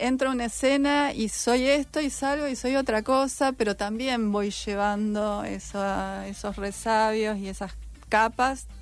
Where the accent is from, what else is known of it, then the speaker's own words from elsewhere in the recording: Santa Fe, Argentina; moved away as an adult; now in Rosario, Argentina; Yo soy de Santa Fe